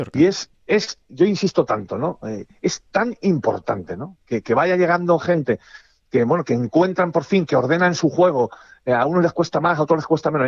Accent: Spain; somos españoles

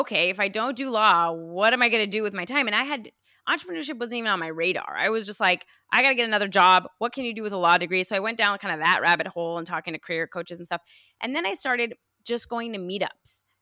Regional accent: United States; also born or lived in Iran; I'm Iranian American, I was, I immigrated here when I was five

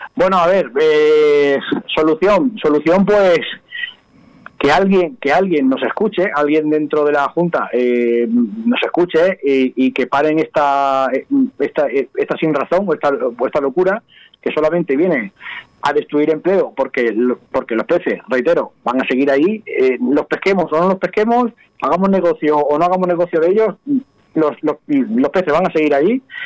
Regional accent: Don Benito, Extremadura, Spain; moved away as an adult; now in Casar de Cáceres, Spain; yo soy de Don Benito, como bien has dicho, pero yo ya mm, en Don Benito vivo dos meses al año. Yo vivo diez, diez meses en una localidad que para mí es la segunda, mi segunda casa, Casar de Cáceres

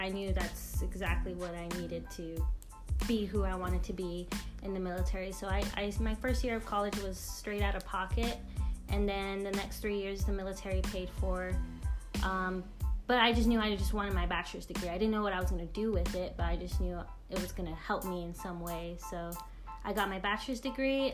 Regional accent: Crystal City, Texas, United States; moved away; also born or lived in Fargo, North Dakota; I'm from a little town called Crystal City, Texas. It's uh, just a town with full population is basically 99% uh, Latino, and that's where I grew up. But I was actually born in Fargo, North Dakota

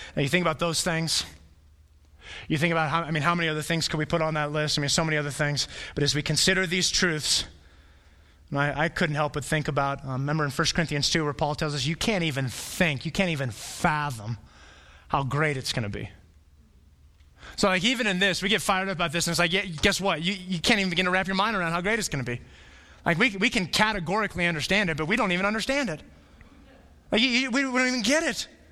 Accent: Flagstaff, Arizona, United States; moved away as an adult; I was born in Flagstaff

